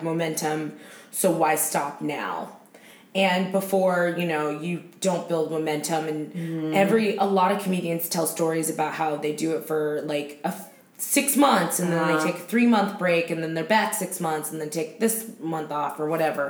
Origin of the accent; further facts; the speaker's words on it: Torrance, California, United States; also born or lived in Los Angeles, United States; growing up in Torrance